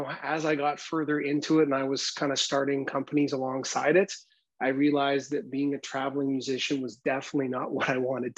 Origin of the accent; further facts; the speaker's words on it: North Vancouver, British Columbia, Canada; also born or lived in Port Coquitlam; I grew up in Vancouver, Canada, in an area of Vancouver called North Vancouver.